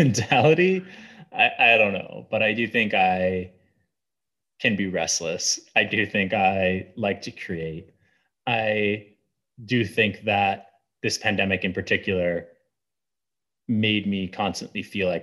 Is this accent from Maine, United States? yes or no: yes; Southern Maine, United States; I grew up in Southern Maine